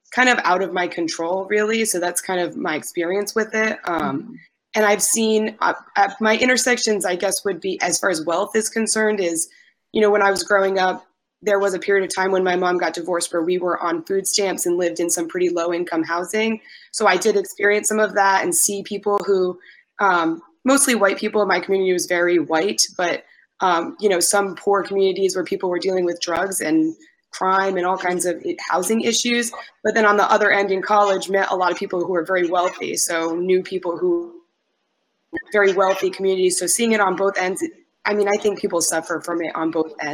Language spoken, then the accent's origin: English; New England, United States; moved away as an adult; now in Vancouver, Canada; I'm from the States. I'm from New England originally. But right now I'm living in Vancouver, Canada, British Columbia.